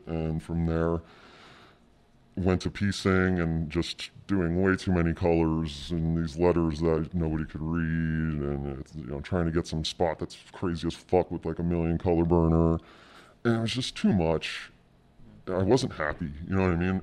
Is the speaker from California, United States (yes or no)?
yes; Southern California, United States; also born or lived in Jersey City, New Jersey; I grew up in, like, Southern California